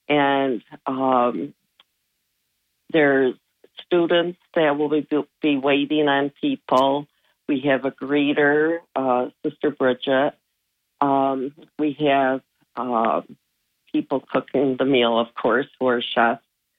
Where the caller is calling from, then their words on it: Johnson City, New York, United States; No, it's in Johnson City.